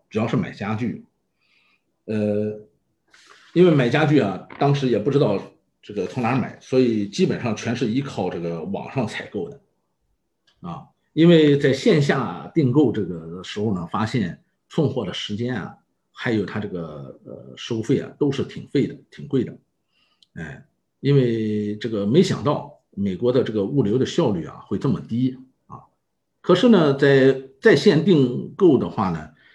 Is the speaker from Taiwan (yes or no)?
no; Yantai, Shandong, China; moved away as an adult; also born or lived in Japan; 我来自，呃，山东烟台。那么在此之前呢，我一直是，呃，在做日本的业务